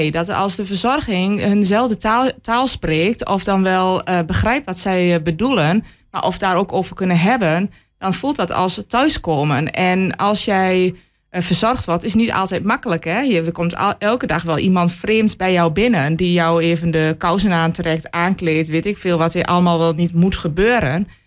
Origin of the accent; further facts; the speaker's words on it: Enschede, Overijssel, Netherlands; Ja, omdat ik zelf uit Enschede kom. Ik ken heel Enschede.